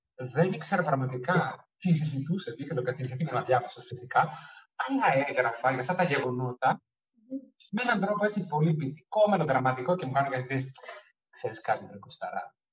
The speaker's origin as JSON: {"language": "Greek", "country": "Germany", "tie": "born or raised there", "also_born_or_lived": "Crete, Greece", "moved": "as an adult", "lives_now": "Athens, Greece", "said": "Έζησα στη Γερμανία μέχρι τα 18 μου"}